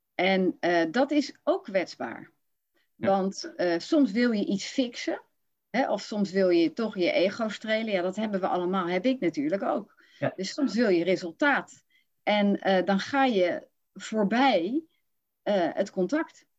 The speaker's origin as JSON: {"language": "Dutch", "town": "Rotterdam", "region": "South Holland", "country": "Netherlands", "moved": "yes", "lives_now": "Utrecht, Netherlands", "said": "dan kom ik van Rotterdam"}